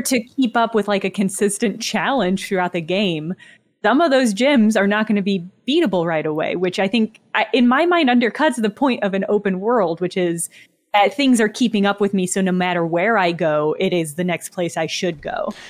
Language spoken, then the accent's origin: English; Southern Illinois, United States; moved away; also born or lived in Madison, Wisconsin; I'm from Southern Illinois originally, right across the river from Saint Louis.